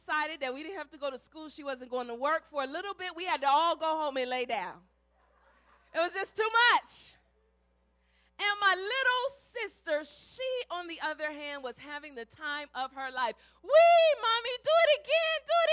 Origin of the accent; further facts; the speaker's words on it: Cleveland, Ohio, United States; I grew up in Ohio, and in Cleveland there was lots of snow.